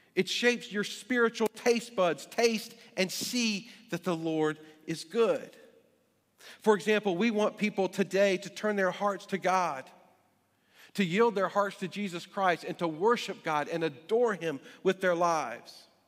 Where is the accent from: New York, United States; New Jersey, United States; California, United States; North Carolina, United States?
North Carolina, United States; Greensboro; now in Alexandria, United States; My physical birth certificate says I was born in Greensboro, North Carolina